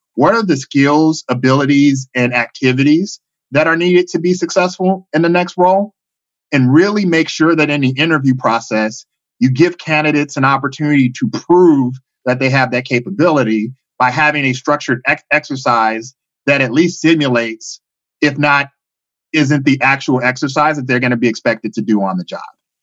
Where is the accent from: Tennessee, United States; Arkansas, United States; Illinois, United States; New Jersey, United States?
Illinois, United States; Chicago; moved away as an adult; now in Bay Area, United States; originally from Chicago, Illinois. I've been living in the Bay Area for the past 15 years